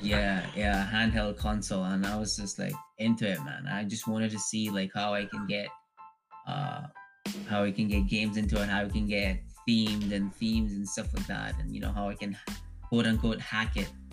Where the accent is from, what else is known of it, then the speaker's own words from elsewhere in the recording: Dubai, United Arab Emirates; moved away as an adult; also born or lived in India; now in Canada; my home was Dubai. Um, so mm. I grew up there